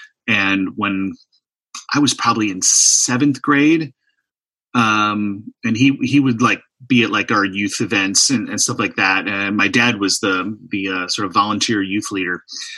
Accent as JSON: {"language": "English", "town": "De Pere", "region": "Wisconsin", "country": "United States", "tie": "born or raised there", "moved": "as an adult", "lives_now": "Oshkosh, United States", "said": "I grew up in De Pere, Wisconsin, up in the shadow of Green Bay, home of the Green Bay Packers."}